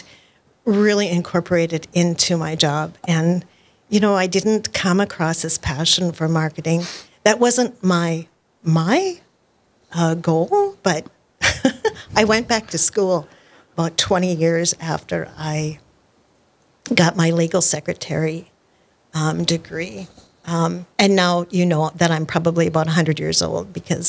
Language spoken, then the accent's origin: English; Park River, North Dakota, United States; I was born and raised in Park River, North Dakota.